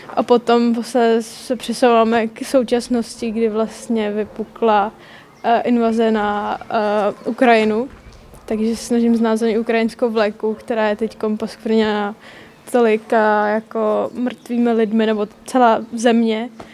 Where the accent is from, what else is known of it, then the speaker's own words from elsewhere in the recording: Říčany, Central Bohemian Region, Czechia; jsem z Říčan